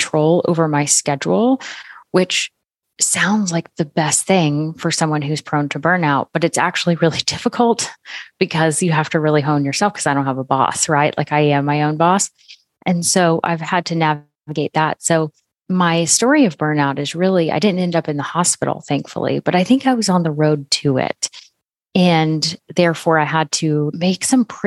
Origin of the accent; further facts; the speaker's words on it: Florida, United States; moved away as an adult; now in Oklahoma, United States; I live in Oklahoma now, but we had gone home to my home state of Florida